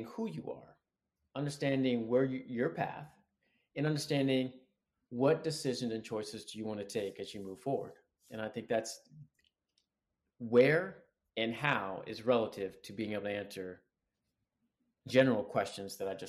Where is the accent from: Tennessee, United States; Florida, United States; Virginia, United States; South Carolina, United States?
Virginia, United States; Sterling; also born or lived in Atlanta / Alabama; now in Marina Del Rey, United States; I'm originally from Sterling, Virginia. So right outside Washington, D.C.